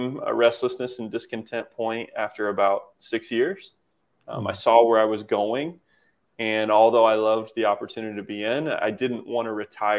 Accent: Kokomo, Indiana, United States; moved away; I moved back to my hometown of Indiana, to where I'm at now, Kokomo

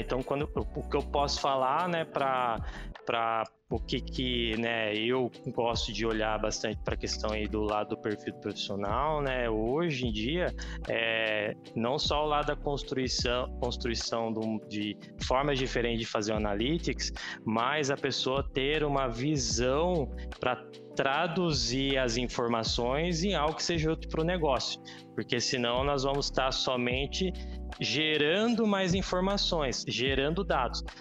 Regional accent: Caçapava, São Paulo, Brazil; also born or lived in São José dos Campos; sou nascido em São José, vida toda em Caçapava

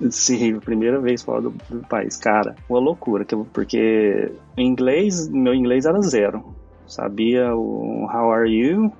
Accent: Nerópolis, Goiás, Brazil; moved away as an adult; also born or lived in London, United Kingdom; now in England, United Kingdom; eu sou de uma cidade chamada Nerópolis, fica em Goiás, a mais ou menos trinta quilômetros de, de Goiânia. Cresci e vivi a minha vida, uau, metade da minha vida toda lá nessa cidade

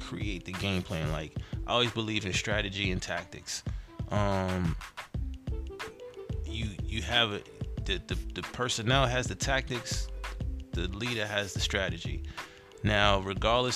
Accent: New York City, New York, United States; that's home base for me, born and raised in Brooklyn.

